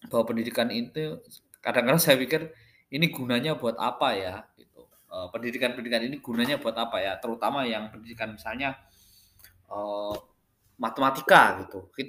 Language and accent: Indonesian; Wonogiri, Central Java, Indonesia; Tapi waktu saya di Wonogiri saya itu di Wonogiri Purwantoro di Sri, Jadi eh, saya SD 1 Bangsri, SDN 1 Bangsri.